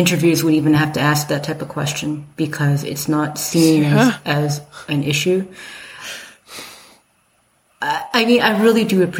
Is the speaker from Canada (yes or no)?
yes; Calgary, Alberta, Canada; growing up in Calgary